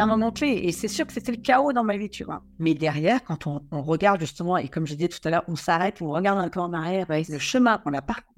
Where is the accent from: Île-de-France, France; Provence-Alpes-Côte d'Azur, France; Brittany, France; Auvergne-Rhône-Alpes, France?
Brittany, France; Quiberon; je suis originaire de la presqu'île de Quiberon et j'ai eu la, chance, euh, même s'il n'y a pas de hasard, d'être élevé devant la, côte sauvage